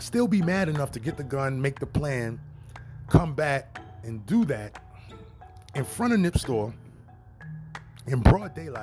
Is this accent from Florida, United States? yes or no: no; New York, United States; not from LA. I'm from New York.